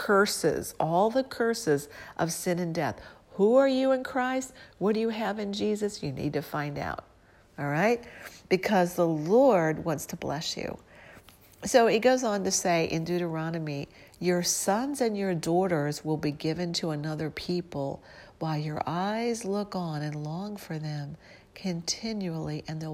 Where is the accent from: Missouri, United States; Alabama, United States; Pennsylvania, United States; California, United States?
Missouri, United States; St. Louis; I'm from St. Louis